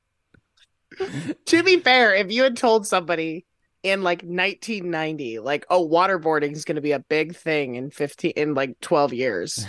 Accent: Florida, United States; I grew up in Florida

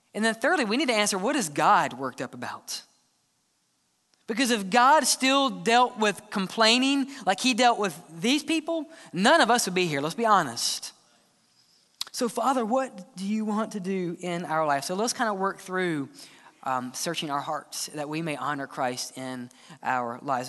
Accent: Mississippi, United States; I'm from Mississippi

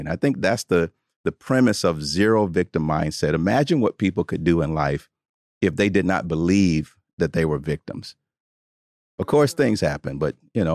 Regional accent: Tuscaloosa, Alabama, United States; I grew up in Tuscaloosa, Alabama, in the, in the South

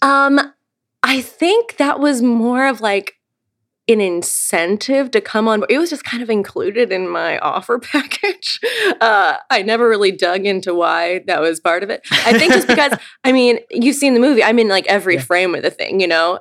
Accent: Eureka, Missouri, United States; born or raised there

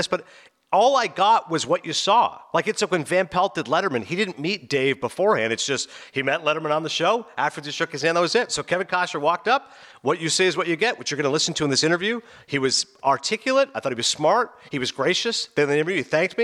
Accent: Canada; now in New Jersey, United States; I'm from the East Coast.

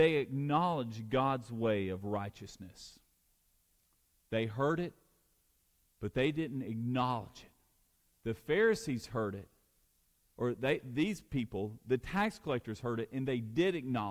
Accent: Alabama, United States; I'm from Alabama, and I went to Samford University

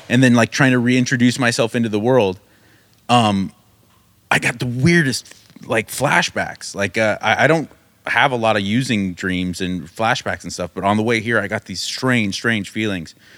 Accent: United States; I grew up in America in the nineties

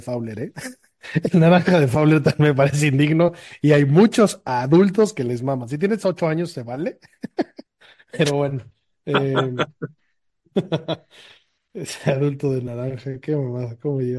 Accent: Mexico; de México.

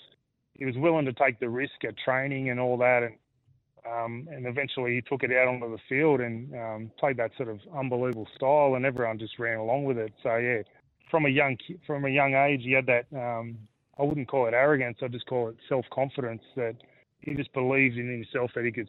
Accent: Australia; when growing up in Australia, it's cricket in the summer and footy in the winter, So I was sort of playing both as a kid.

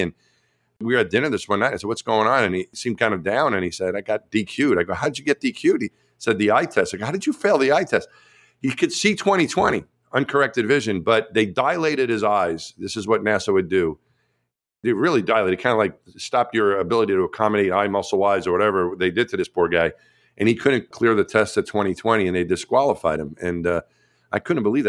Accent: Long Island, New York, United States; moved away; I grew up in New York

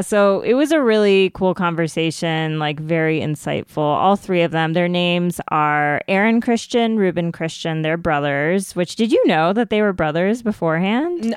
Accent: United States; as an Indian American

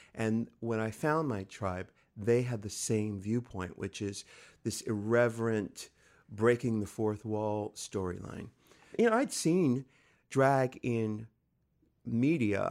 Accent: San Diego, California, United States; I'm from San Diego, California, just little over 100 miles from where we are right now

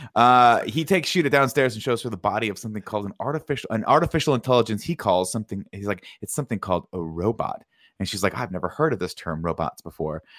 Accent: Riverside, California, United States; I grew up in Riverside

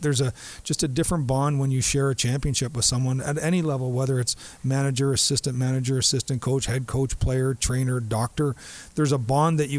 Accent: Southern Ontario, Canada; also born or lived in Dallas; now in St. Louis, United States; He and I grew up in the same area of Southern Ontario

